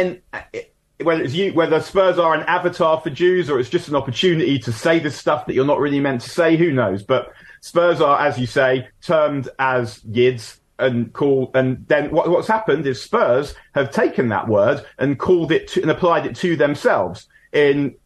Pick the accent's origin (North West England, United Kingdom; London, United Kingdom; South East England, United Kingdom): London, United Kingdom; growing up in North London in the 80s and 90s